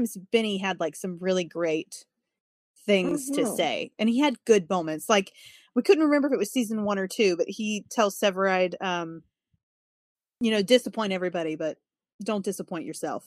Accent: Winston-Salem, North Carolina, United States; the name of my hometown like 10 billion times in a row. It was like, like, everybody is saying it. Winston-Salem

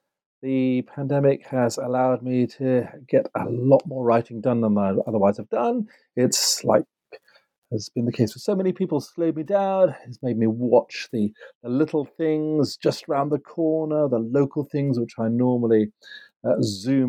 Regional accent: Yorkshire and the Humber, United Kingdom; moved away; also born or lived in Oxford; I grew up in Yorkshire in the north of England

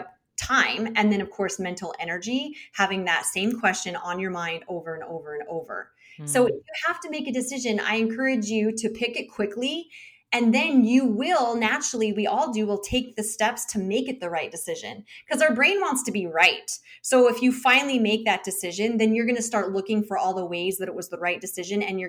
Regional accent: United States; as an American

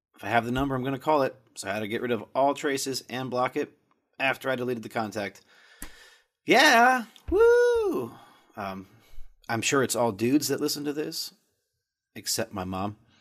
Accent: United States; I'm American.

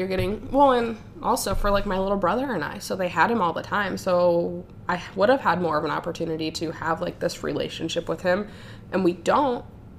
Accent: Ohio, United States; also born or lived in Florida; I moved from Florida to Ohio with my mom.

